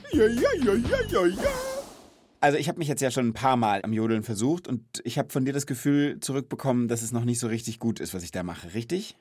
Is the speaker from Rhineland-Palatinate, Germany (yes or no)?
yes; Rhenish Hesse, Rhineland-Palatinate, Germany; Aber ich komme auch nicht aus Bayern, sondern aus Reuhesse